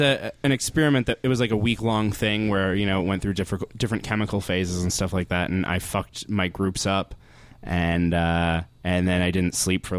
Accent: Sturgis, South Dakota, United States; I'm from Sturgis, South Dakota.

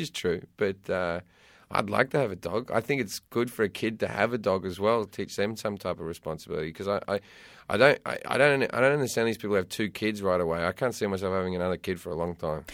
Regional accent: Sydney, New South Wales, Australia; moved away as an adult; also born or lived in United Kingdom; now in United States; I lived in, I brought up in Australia, left Australia when I was twenty-three

